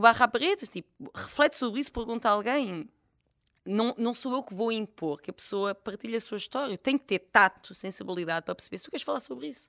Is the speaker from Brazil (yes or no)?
no; Portugal; also born or lived in France; eu cresci numa aldeia